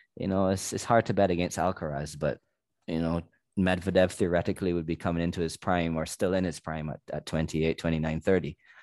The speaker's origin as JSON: {"language": "English", "country": "Barbados", "said": "I'm from Barbados, which is a very small nation"}